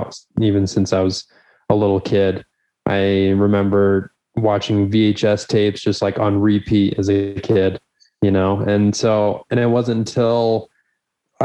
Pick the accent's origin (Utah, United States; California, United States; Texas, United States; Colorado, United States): Utah, United States; Spanish Fork; I'm from Spanish Fork